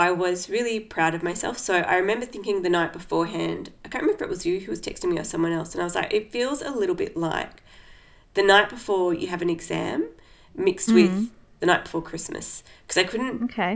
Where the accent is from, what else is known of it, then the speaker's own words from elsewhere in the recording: Australia; moved away; in my hometown